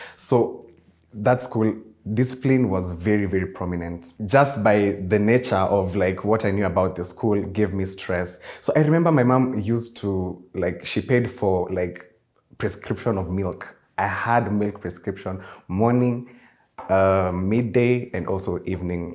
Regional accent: Nairobi, Kenya; I was also born and raised in Nairobi, Kenya, but my roots are in somewhere in Murang'a

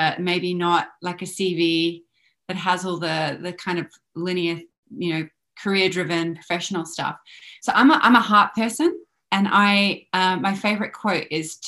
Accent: Australia; I grew up in Australia

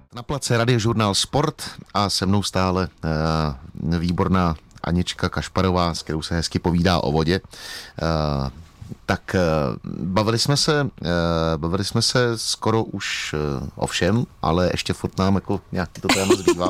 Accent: Bohemia, Czechia; u nás v Čechách

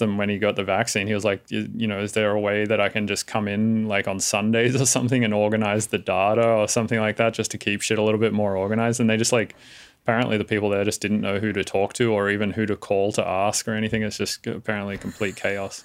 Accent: Australia; now in San Francisco, United States; I live in San Francisco, but I am Australian

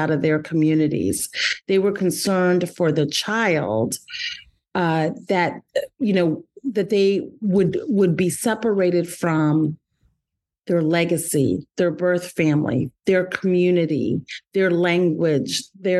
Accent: Washington, District of Columbia, United States; I was raised in the Washington, D.C. Community

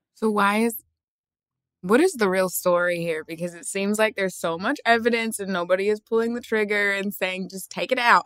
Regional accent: Australia; where I grew up in Australia, there was like maybe five other black people in the entire town.

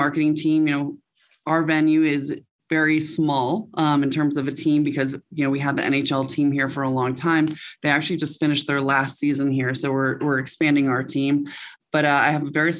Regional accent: Western Massachusetts, United States; moved away as an adult; also born or lived in New York City / upstate New York; now in Scottsdale, United States; I'm from the East Coast. I grew up in Western Massachusetts, spent a majority of my adult life, quote unquote adult, in New York City

